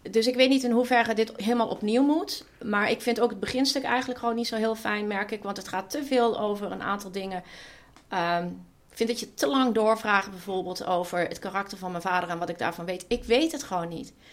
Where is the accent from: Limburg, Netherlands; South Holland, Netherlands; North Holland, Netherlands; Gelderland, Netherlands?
Limburg, Netherlands; Weert; ik kom uit Weert en ik ben opgegroeid in de jaren tachtig in Weert